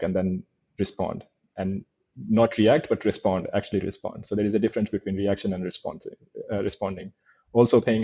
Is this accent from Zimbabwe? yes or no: no; India; moved away; growing up in India, I grew up in a chaotic world